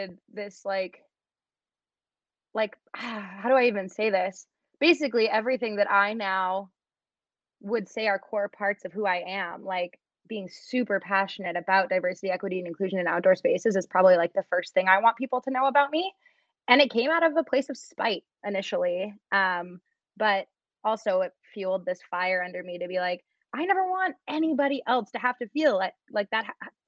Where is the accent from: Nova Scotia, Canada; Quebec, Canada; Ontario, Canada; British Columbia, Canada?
British Columbia, Canada; Vancouver; moved away as an adult; I was born and raised in Vancouver